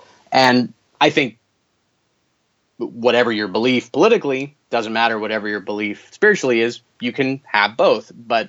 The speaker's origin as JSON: {"language": "English", "region": "the Bible Belt", "country": "United States", "tie": "born or raised there", "said": "Well, I mean, look, I grew up in the Bible Belt. It's just kind of part. It's part of life."}